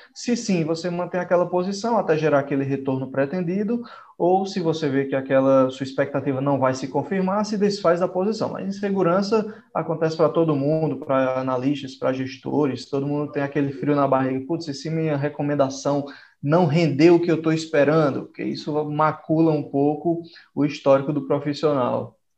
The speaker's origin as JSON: {"language": "Portuguese", "region": "Northeast Region", "country": "Brazil", "said": "sou lá do Nordeste"}